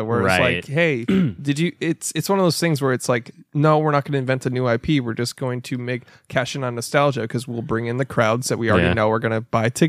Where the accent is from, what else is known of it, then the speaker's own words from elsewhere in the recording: Canada; the Canadian accent. It's like I grew up knowing all the people like